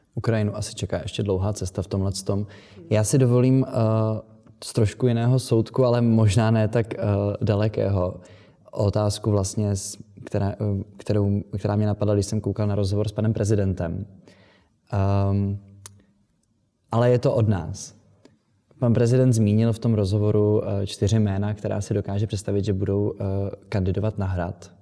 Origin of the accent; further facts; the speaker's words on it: Czechia; my jako Češi, Česká republika